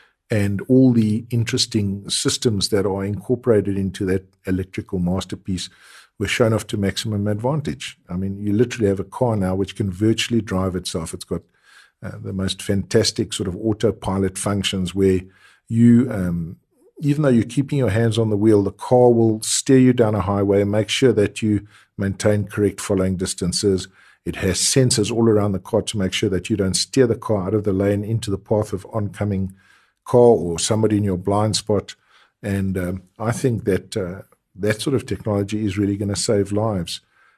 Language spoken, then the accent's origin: English; South Africa; very important features to keep you as a South African motorist alive, especially bearing in mind that we probably have the worst drivers in the world